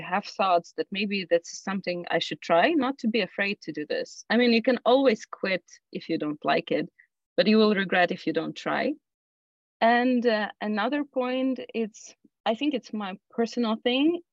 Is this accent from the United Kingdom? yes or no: no; Ukraine; moved away; I'm originally coming from Ukraine, and I still have family there.